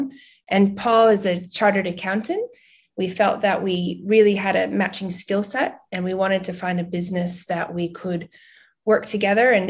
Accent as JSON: {"language": "English", "region": "New England", "country": "United States", "tie": "born or raised there", "also_born_or_lived": "Vermont / New York City / Boston / New Hampshire", "moved": "as an adult", "said": "I'm originally from the United States. I was born in Vermont and I grew up in Boston and New Hampshire."}